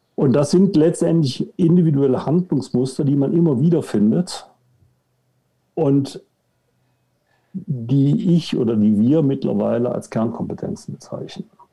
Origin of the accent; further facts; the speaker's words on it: Cologne, North Rhine-Westphalia, Germany; now in Munich, Germany; geboren in Köln, wohnhaft in München